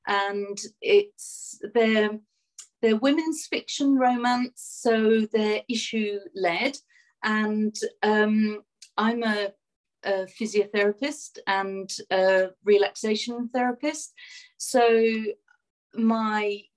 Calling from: East Coast, East of England, United Kingdom; I'm calling in from the United Kingdom. I'm about an hour outside London on the East Coast.

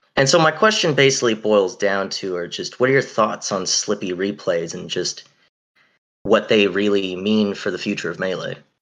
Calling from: Massachusetts, United States; I'm calling in from Massachusetts

